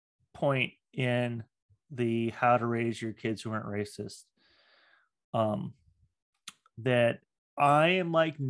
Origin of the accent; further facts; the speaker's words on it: Redmond, Washington, United States; And, you know, I grew up in Redmond.